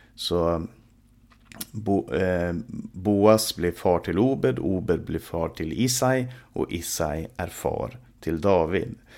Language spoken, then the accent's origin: Swedish; Sweden; i vårt eget land